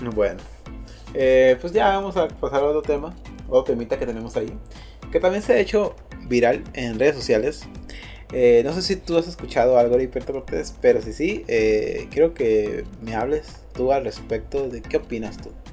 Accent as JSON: {"language": "Spanish", "country": "Mexico", "said": "todos somos mexicanos"}